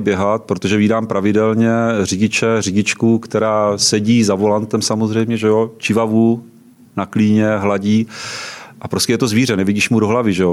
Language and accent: Czech; Třebíč District, Vysočina Region, Czechia; now in Prague, Czechia; Pocházím z Třebíčska